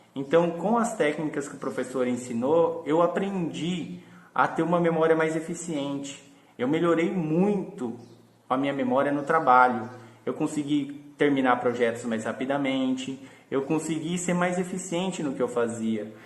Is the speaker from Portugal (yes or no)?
no; Rio Claro, São Paulo, Brazil; sou da cidade de Rio Claro, interior do estado de São Paulo